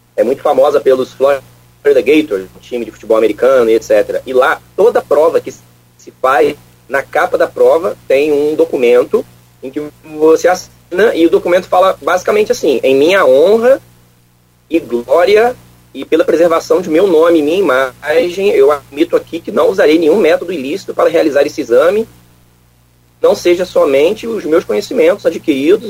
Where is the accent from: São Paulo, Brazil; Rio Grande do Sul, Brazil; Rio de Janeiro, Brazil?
Rio de Janeiro, Brazil; Niterói; moved away as an adult; also born or lived in Viçosa, Minas Gerais / Lavras, Minas Gerais; eu sou natural de Niterói, né? Então sou fluminense também